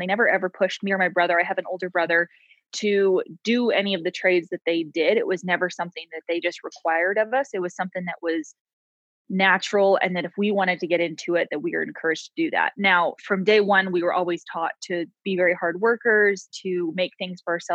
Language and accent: English; Coalinga, Central California, United States; moved away as an adult; also born or lived in Bozeman, Montana; now in Frenchglen, United States; I was actually born and raised in Central California. Kalinga is the name of the town. So it's pretty much halfway between LA and San Francisco